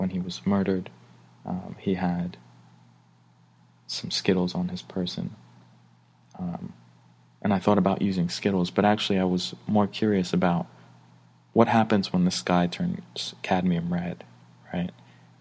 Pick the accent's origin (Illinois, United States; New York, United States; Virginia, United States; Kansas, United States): New York, United States; New York City; I grew up in Brooklyn, New York